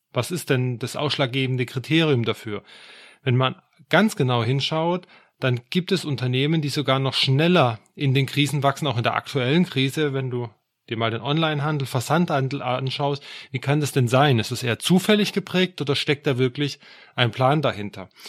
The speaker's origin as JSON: {"language": "German", "region": "Swabia", "country": "Germany", "said": "würde ich jetzt als Schwabe sagen"}